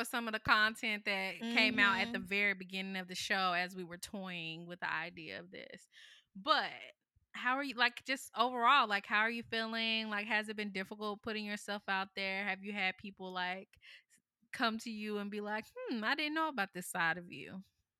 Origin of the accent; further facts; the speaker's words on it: North Carolina, United States; my mom's family is from South Carolina, and all of my dad's side of the family is from Georgia, and I grew up in North Carolina.